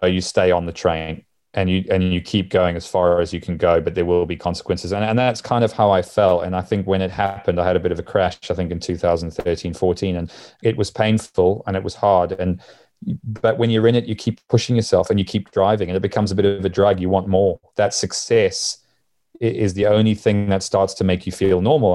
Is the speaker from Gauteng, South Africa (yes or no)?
no; Durban, KwaZulu-Natal, South Africa; moved away; growing up in Durban, where, where I grew up in South Africa